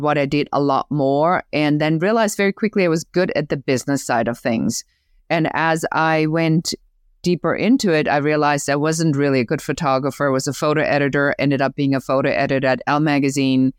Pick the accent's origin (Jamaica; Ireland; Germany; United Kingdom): Germany; accent: German; English is a second language; moved away; I'm originally from Germany. You may even hear still the accent